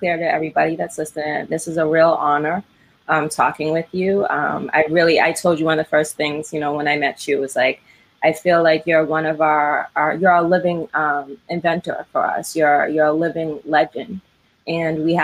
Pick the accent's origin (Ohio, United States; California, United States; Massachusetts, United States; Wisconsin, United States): Massachusetts, United States; Brockton; now in Cambridge, United States; I grew up in South Shore in Brockton.